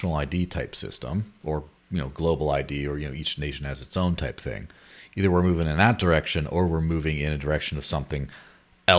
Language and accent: English; Mexico; moved away; my childhood growing up in Mexico